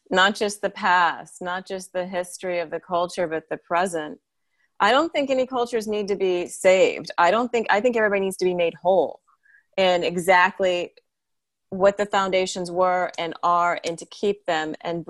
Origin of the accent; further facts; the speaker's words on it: Athens, Georgia, United States; even growing up in Athens, Georgia, where they were segregating and the non-segregating and the violence that went with it.